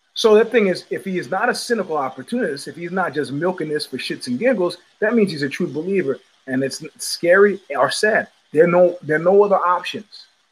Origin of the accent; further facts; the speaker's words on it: New York City, New York, United States; As a New Yorker